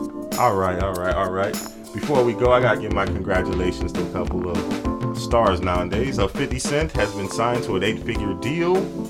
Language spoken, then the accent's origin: English; Miami, Florida, United States; You see, we're from Miami